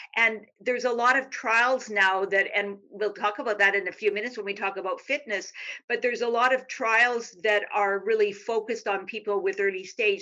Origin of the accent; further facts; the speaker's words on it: Canada; moved away as an adult; now in Texas, United States; I'm Canadian